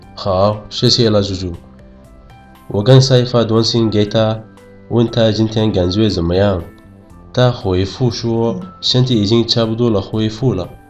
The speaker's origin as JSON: {"language": "Chinese", "country": "Yemen", "second_language": "Chinese", "moved": "yes", "lives_now": "China", "said": "我是来自野蛮的"}